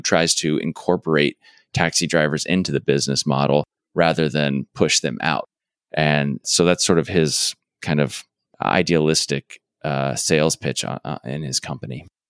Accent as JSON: {"language": "English", "region": "Arizona", "country": "United States", "said": "I'm from Arizona, so I'm slightly familiar with Texas, but I, I am not a Texan."}